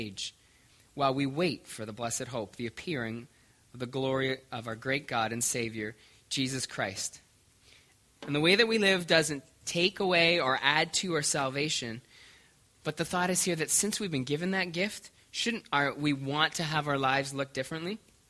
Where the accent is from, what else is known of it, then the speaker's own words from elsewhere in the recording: Canada; now in Omaha, United States; I'm becoming somewhat like people from Omaha, yet I'm still Canadian.